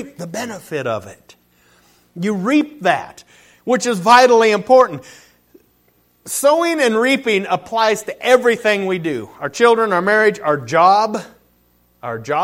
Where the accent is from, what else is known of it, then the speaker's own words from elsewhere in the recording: Colville, Washington, United States; moved away; Colville is my hometown. I'm born and raised there.